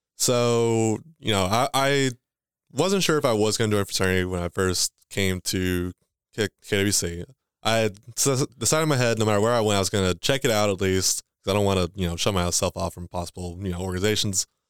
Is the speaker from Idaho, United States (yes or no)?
no; Owensboro, Kentucky, United States; also born or lived in Livermore; where I grew up was here in Owensboro all my life.